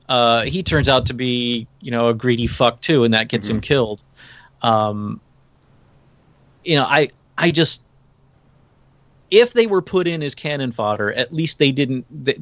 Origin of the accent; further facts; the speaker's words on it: United States; as an American